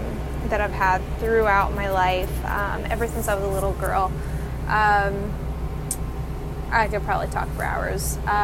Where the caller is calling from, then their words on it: Dania Beach, Florida, United States; I'm calling from Dania Beach, Florida.